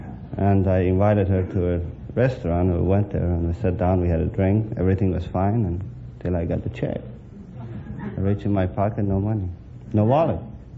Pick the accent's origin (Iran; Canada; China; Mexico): Iran; moved away as an adult; now in United States; I'm from Persia.